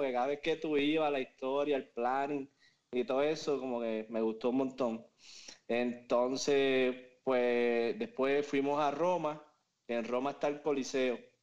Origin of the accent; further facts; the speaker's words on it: Moca, Puerto Rico; moved away as an adult; now in Miami, United States; soy de Moca, Puerto Rico. Eh, conozco a Juanqui desde que tengo memoria, literalmente. Porque empezamos la escuela desde kinder hasta, el grado 12